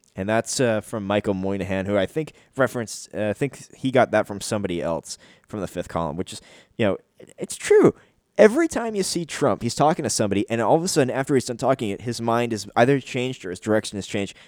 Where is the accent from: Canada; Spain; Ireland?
Canada; I'm a Canadian